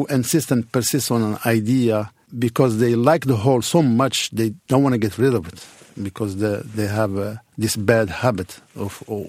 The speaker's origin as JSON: {"language": "English", "town": "Casablanca", "region": "Casablanca-Settat", "country": "Morocco", "tie": "born or raised there", "second_language": "English", "said": "Well, I grew up in Casablanca. There is no Humphrey Bogart there. It's just a city near the ocean."}